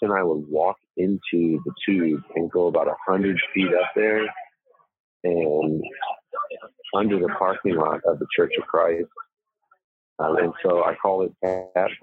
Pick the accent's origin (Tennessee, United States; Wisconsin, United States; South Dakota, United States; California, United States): Tennessee, United States; Old Hickory; when I grew up in Old Hickory, Tennessee, we grew up on Cleve Street